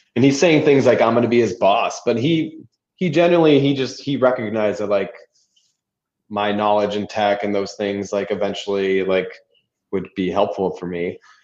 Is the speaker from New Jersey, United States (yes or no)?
no; California, United States; moved away; also born or lived in Orange County; I was from California